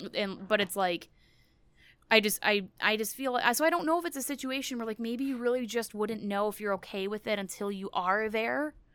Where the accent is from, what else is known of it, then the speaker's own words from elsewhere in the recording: United States; being an American